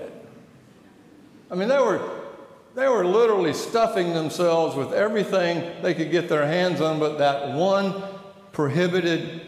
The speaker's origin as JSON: {"language": "English", "town": "Atlanta", "region": "Georgia", "country": "United States", "said": "Atlanta, Georgia."}